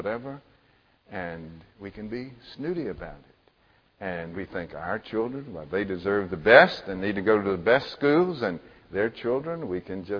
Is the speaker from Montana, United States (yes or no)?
no; Mississippi, United States; When I was a little boy growing up in Mississippi